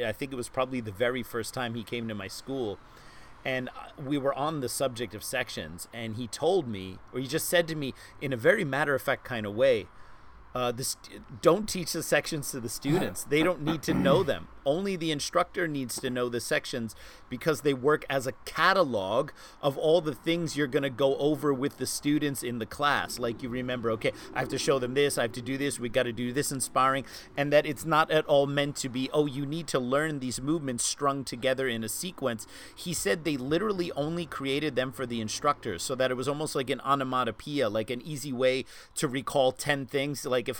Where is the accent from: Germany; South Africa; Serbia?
Germany; moved away; when I came from Germany, I knew, you know, all these Chi Sao sections and I was very proud.